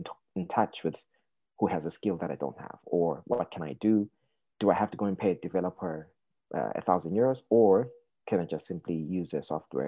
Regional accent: Zimbabwe; now in Ireland; So originally, I'm from Zimbabwe. I've lived in Ireland for donkey years now.

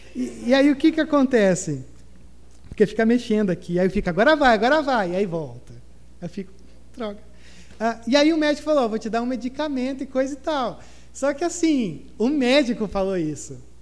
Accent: Gramado, Rio Grande do Sul, Brazil; accent: southern; moved away; É, é minha terra

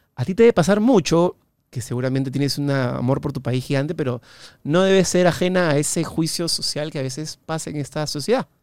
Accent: Peru

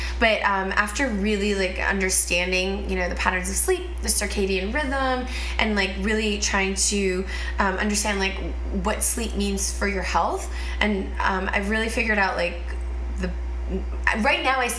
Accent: Toronto, Ontario, Canada; moved away as an adult; now in California, United States; I'm originally from Toronto, Canada. Been living in California for over 10 years.

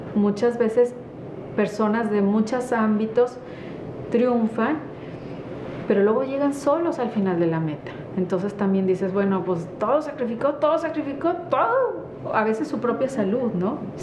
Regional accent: northern Mexico, Mexico; nosotros los norteños

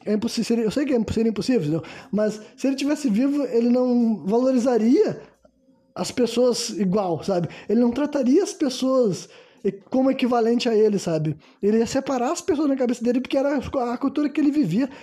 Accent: Brazil; also born or lived in Rio Grande do Sul

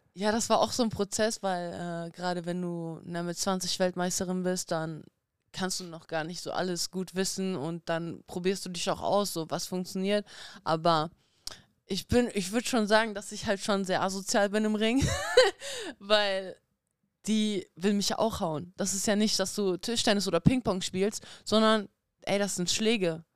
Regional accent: Dortmund, North Rhine-Westphalia, Germany; also born or lived in Kazakhstan; ich bin in Kasachstan geboren. Ich bin mit einem Jahr nach Deutschland gekommen. Ich bin natürlich hier in Deutschland auch aufgewachsen

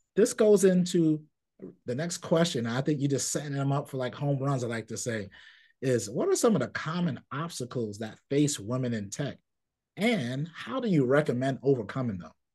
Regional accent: New York City, New York, United States; I grew up in Brooklyn in a community and a Caribbean community

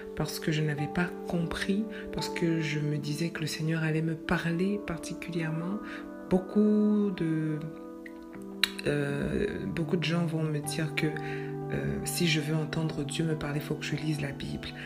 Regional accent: Quebec, Canada; comme on dit chez nous au Québec

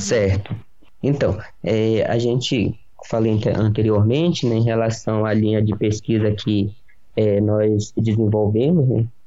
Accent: Pará, Brazil; moved away as an adult; now in Piracicaba, Brazil; eu não sou aqui da região, eu sou do estado do Pará. Meus pais moram no interiorzão lá do Pará

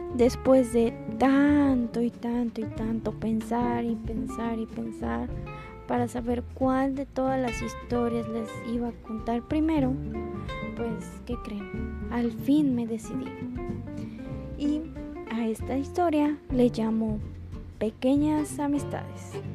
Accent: Mexico; como los mexicanos decimos

